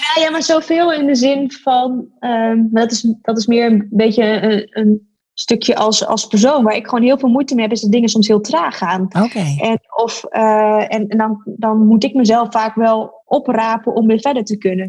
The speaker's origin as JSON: {"language": "Dutch", "region": "Groningen", "country": "Netherlands", "tie": "born or raised there", "said": "ik ben een geboren en getogen Groningse. En ehm, het is daarom natuurlijk extra fantastisch dat je voor je eigen stad mag werken"}